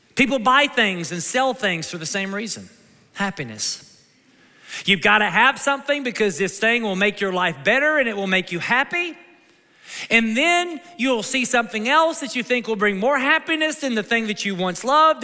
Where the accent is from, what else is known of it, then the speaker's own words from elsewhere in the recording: Kentucky, United States; moved away; my mom and dad, we're from Kentucky